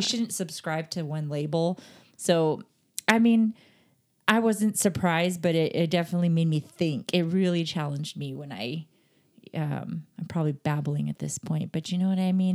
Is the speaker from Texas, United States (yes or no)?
yes; Texas, United States; I'm from Texas